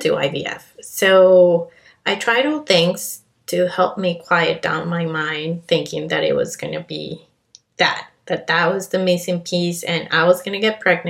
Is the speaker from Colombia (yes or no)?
yes; Colombia; also born or lived in Canada; now in Miami, United States; I was born and raised in Colombia, hint, hint, my accent